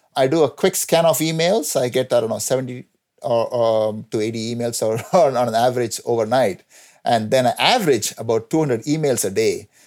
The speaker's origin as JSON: {"language": "English", "country": "India", "tie": "born or raised there", "also_born_or_lived": "New Jersey, United States", "moved": "as an adult", "lives_now": "North Carolina, United States", "said": "I grew up in India, where I got my first degree, B Tech, uh, from Anna University in Chennai."}